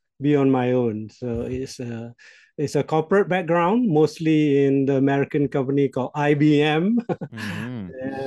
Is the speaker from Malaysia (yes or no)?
yes; Malaysia; first language Malay; English is a second language; my native language in Malaysia, the Malay language.